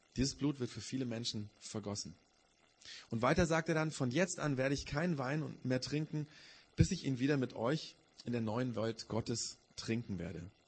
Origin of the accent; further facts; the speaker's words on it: Augsburg, Bavaria, Germany; bei uns in Augsburg